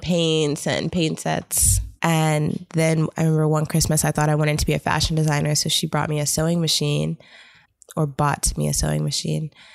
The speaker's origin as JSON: {"language": "English", "town": "New York City", "region": "New York", "country": "United States", "tie": "born or raised there", "also_born_or_lived": "East Coast", "moved": "yes", "said": "I've kind of grown up over the East Coast. So I was born in Brooklyn, New York. I lived there for a while with my mom and my dad"}